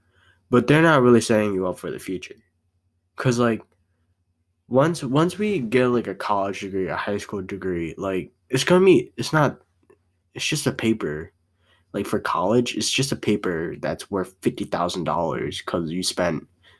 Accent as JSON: {"language": "English", "country": "United States", "tie": "born or raised there", "said": "I was born here in America"}